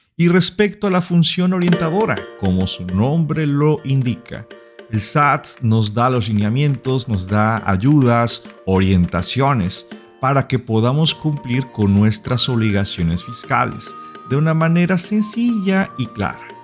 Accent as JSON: {"language": "Spanish", "country": "Mexico", "said": "Nosotros como mexicanos"}